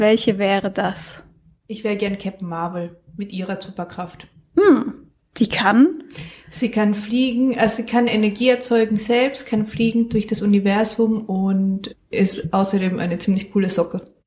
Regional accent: San Miguel de Allende, Guanajuato, Mexico; now in Mainz, Germany; Ich komme aus San Miguel de Allende das ist eine Stadt in Mexiko

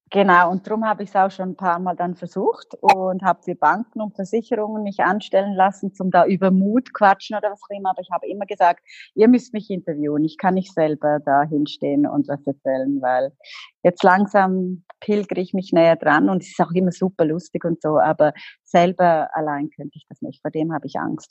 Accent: Liechtenstein; moved away; also born or lived in Los Angeles; ich komme aus Liechtenstein

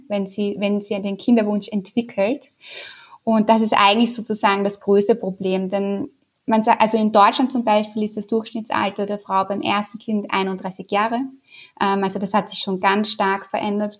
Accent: Austria; accent: Austrian; also born or lived in Vienna; Das kann ich wahrscheinlich nicht verstecken, meinen österreichischen Akzent

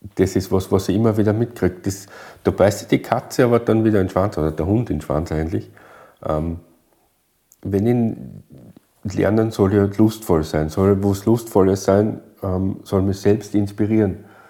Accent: Styria, Austria; bei uns in der Steiermark

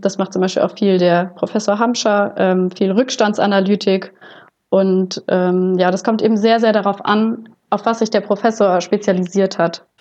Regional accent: Butzbach, Hesse, Germany; moved away as an adult; also born or lived in Gießen; ich komme ursprünglich aus Butzbach, das ist in der Wetterau

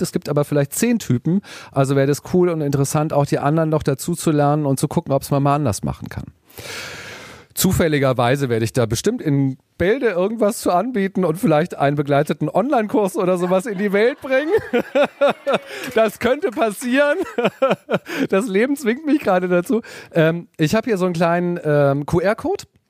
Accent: Hamburg, Germany; ich komme aus Hamburg

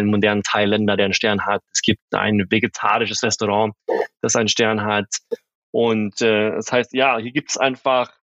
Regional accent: Sweden; now in Germany; mit meinem Background und so weiter, als halt, Schwede bin ich auch sehr oft in Skandinavien

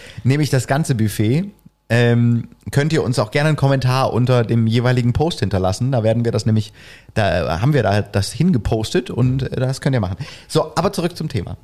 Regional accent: East Germany, Germany; Ich bin ja im Osten aufgewachsen

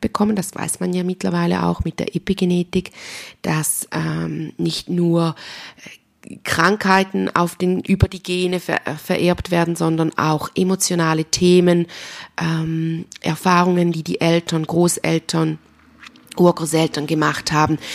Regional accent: Switzerland; accent: Swiss German; mein schweizerdeutscher Dialekt

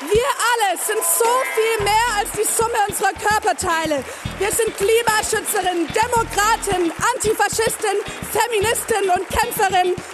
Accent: Baden-Württemberg, Germany; ich komme ursprünglich aus Baden-Württemberg

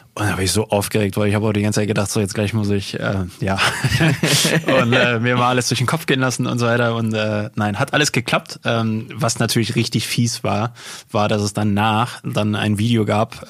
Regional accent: Unna, North Rhine-Westphalia, Germany; das Stadtfest in Unna aus meiner Heimatstadt

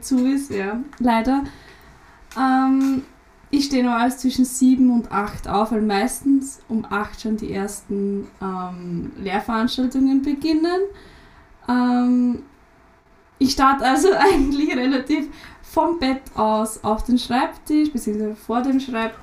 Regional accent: Lower Austria, Austria; Raum Wien ist gut eher ja, Niederösterreich

